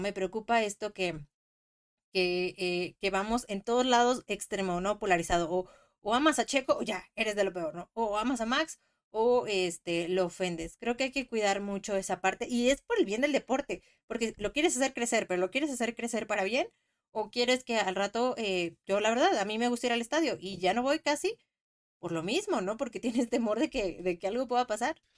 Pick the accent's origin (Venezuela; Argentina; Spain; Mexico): Mexico; soy mexicana